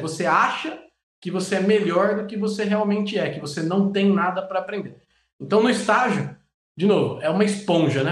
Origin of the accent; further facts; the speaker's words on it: Jundiaí, São Paulo, Brazil; moved away as an adult; also born or lived in Andirá / São José dos Campos / Camaçari; Eu sou é, nascido em São Paulo, é, minha família se mudou para Jundiaí, cresci em Jundiaí